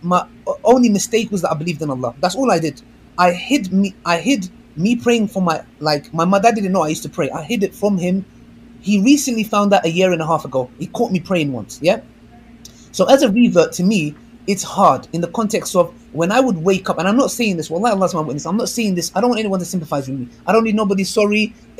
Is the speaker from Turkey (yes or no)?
yes; Kurdistan, Turkey; I'm Kurdish from Turkey